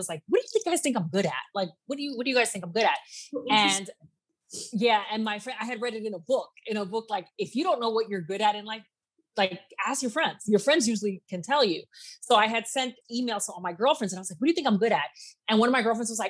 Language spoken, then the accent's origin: English; New York City, New York, United States; I grew up in South Jamaica, Queens, which is probably one of the worst neighborhoods in America